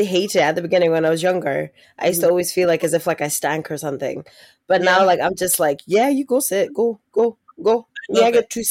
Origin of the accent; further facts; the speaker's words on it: Musselburgh, Scotland, United Kingdom; We grew up in Musselburgh, which is like about 45 minutes out from Edinburgh.